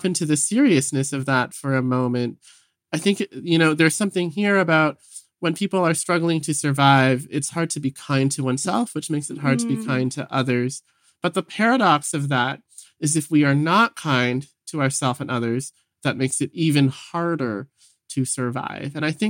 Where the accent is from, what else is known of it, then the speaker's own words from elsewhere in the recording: Vancouver, British Columbia, Canada; You know, I grew up in Vancouver as like a little gay kid.